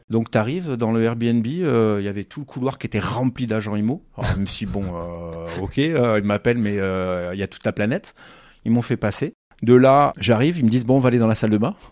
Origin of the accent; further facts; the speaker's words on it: Figeac, Occitania, France; also born or lived in Toulouse; je suis né à Figeac